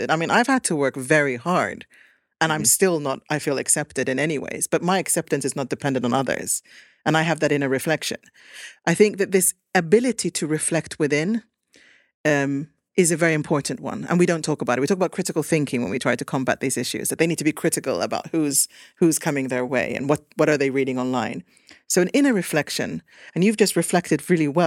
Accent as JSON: {"language": "English", "town": "Kangasala", "region": "Pirkanmaa", "country": "Finland", "also_born_or_lived": "Sweden", "said": "I feel like I'm from Kangasala. I feel very Finnish and I'm proud of it, but I'm also Swedish and I'm also Finnish Swedish"}